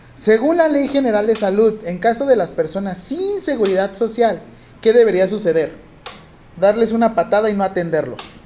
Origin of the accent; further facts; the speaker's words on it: Acapulco, Guerrero, Mexico; yo soy de Acapulco